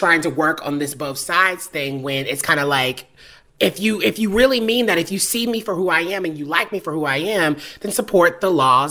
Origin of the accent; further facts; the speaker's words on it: the South, United States; I'm from the South